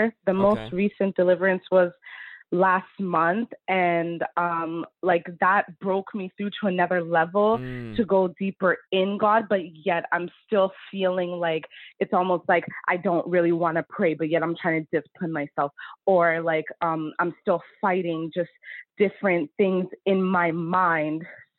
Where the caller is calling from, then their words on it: Ottawa, Ontario, Canada; I'm calling in from Ottawa, Canada.